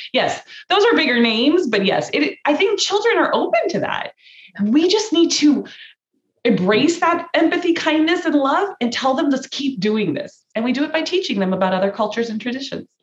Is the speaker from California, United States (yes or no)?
yes; Cerritos, California, United States; I was born in Cerritos, California. I was raised in Cerritos